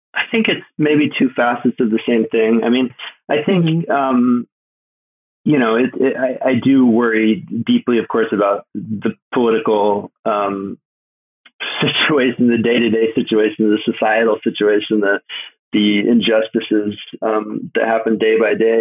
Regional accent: Alaska, United States; I'm from Alaska

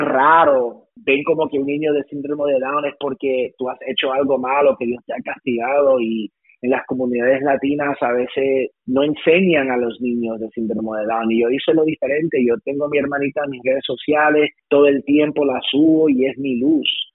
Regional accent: West New York, New Jersey, United States; producto de un inmigrante, familia salvadoreña, nacido en West New York, New Jersey

